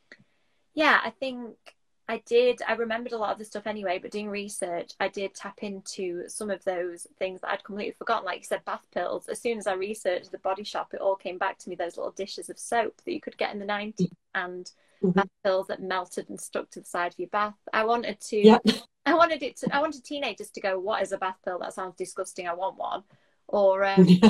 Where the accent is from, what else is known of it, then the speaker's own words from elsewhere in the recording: Doncaster, Yorkshire and the Humber, United Kingdom; I'm from Doncaster in South Yorkshire